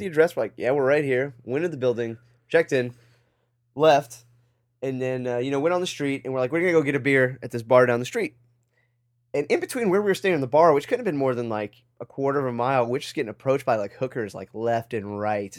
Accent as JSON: {"language": "English", "country": "United States", "said": "being an American"}